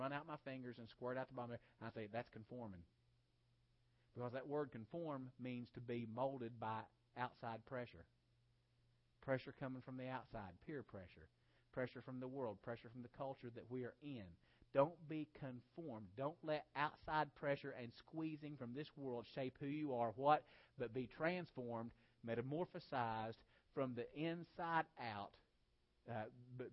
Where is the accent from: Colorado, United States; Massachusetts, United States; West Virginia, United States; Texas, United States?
West Virginia, United States; I grew up in West Virginia